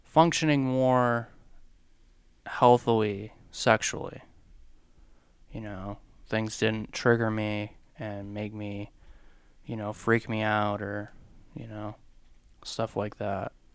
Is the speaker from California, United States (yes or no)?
no; Ohio, United States; moved away as an adult; also born or lived in Lynchburg, Virginia; we're both from Ohio, the very, very, very flat part of Ohio, all the way up by the lakes